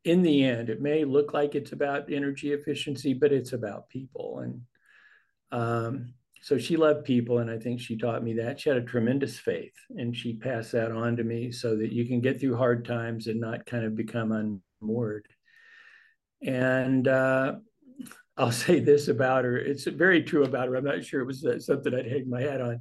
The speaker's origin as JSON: {"language": "English", "region": "the Panhandle of Texas", "country": "United States", "tie": "born or raised there", "said": "I grew up in the Panhandle of Texas"}